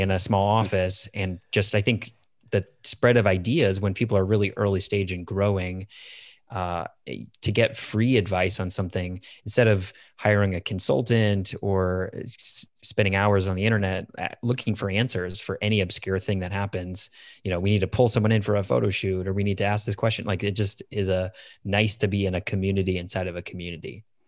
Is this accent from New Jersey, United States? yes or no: no; Chicago suburbs, Illinois, United States; moved away as an adult; also born or lived in Iowa City, Iowa; I grew up in the Chicago suburbs